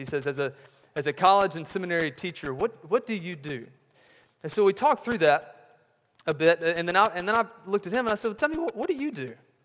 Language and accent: English; Mississippi, United States; I grew up in Mississippi.